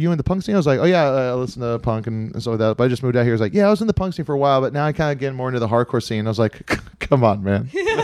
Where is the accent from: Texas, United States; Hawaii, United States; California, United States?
Hawaii, United States; moved away; growing up in Hawaii